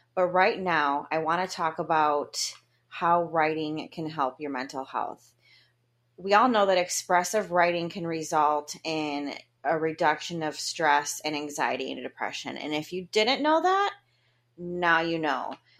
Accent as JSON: {"language": "English", "town": "Grand Haven", "region": "Michigan", "country": "United States", "tie": "born or raised there", "said": "Grand Haven, Michigan, where I was going to live in my favorite house, and my hometown"}